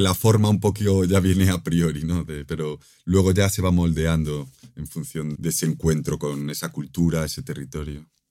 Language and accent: Spanish; Galicia, Spain; mi tierra natal, en, Galicia